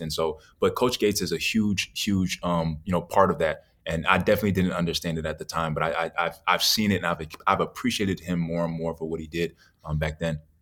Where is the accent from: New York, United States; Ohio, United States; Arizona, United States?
New York, United States; New York City; moved away; also born or lived in Naples, Florida; growing up in New York wasn't bad. It, it wasn't until I moved from New York to Naples, Florida